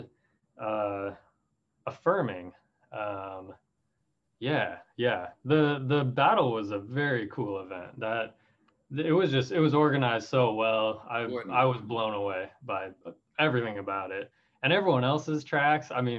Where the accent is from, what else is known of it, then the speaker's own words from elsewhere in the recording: Richland, Washington, United States; moved away as an adult; now in Portland, United States; I grew up in Washington, but I've lived in Portland through college and on into current times